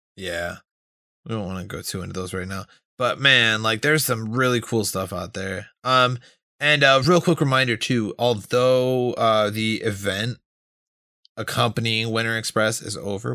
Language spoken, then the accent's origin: English; Hawaii, United States; I'm from Hawaii